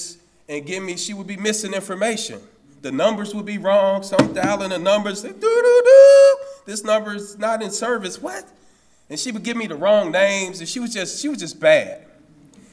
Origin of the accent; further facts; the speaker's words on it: Chicago, Illinois, United States; I'm from Cabrini Green. I'm from the CG